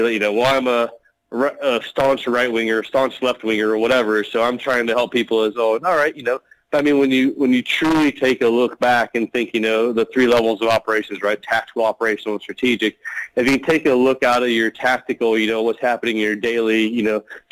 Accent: United States; moved away as an adult; also born or lived in Chicago; now in Australia; as an American

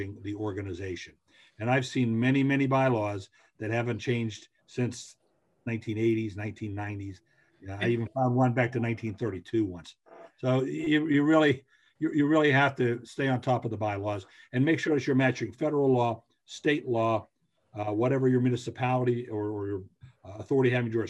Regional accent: Western Pennsylvania, United States; now in Eastern Pennsylvania, United States; where I grew up in Western Pennsylvania

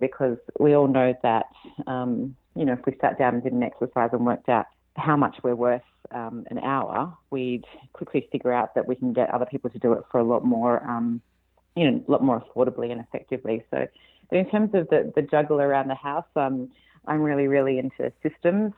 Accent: Australia; moved away as an adult; now in California, United States; you can probably tell from my accent that I'm not from here. I'm Australian originally and moved to California five years ago now

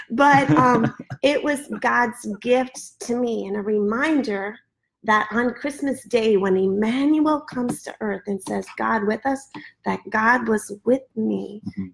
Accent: Midwest, United States; now in Florida, United States; Where I live now in Florida and mm raising children here versus the way I was raised in the Midwest

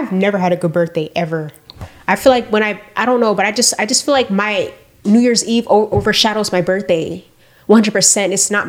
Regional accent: Broward, Florida, United States; I'm from Broward

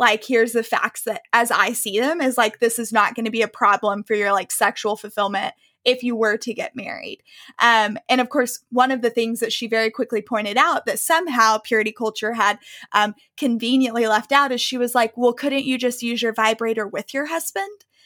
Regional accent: the South, United States; I grew up in the South.

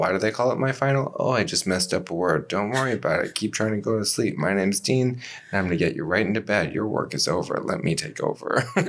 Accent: Canada; I'm Canadian

